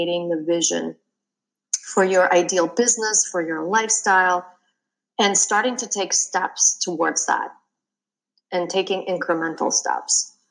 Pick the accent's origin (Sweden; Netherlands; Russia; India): Russia; moved away as an adult; also born or lived in London; I grew up in Russia